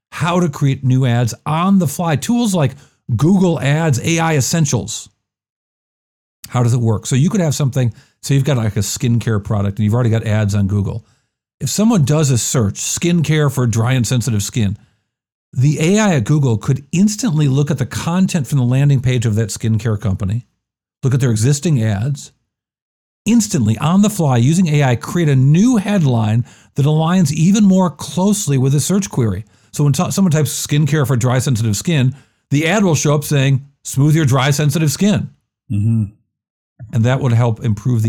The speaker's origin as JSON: {"language": "English", "town": "Rochester", "region": "New York", "country": "United States", "accent": "Rochester", "said": "my Rochester accent"}